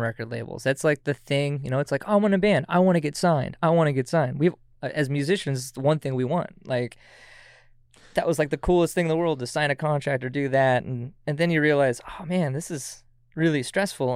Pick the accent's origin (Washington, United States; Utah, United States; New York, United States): Washington, United States; Auburn; now in Everett, United States; originated from Auburn, Washington, but I live out in Everett